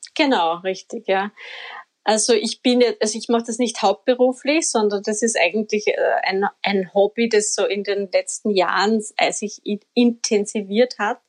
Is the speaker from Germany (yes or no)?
no; Upper Austria, Austria; now in Vienna, Austria